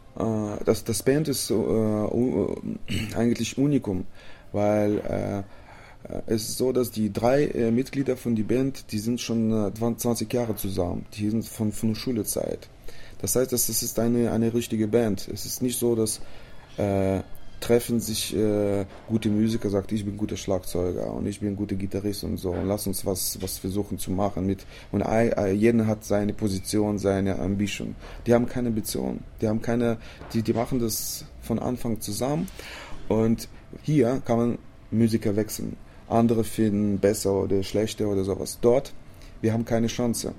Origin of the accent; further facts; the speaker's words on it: Chisinau, Moldova; German is a second language; bei uns in Chisinau in der Hauptstadt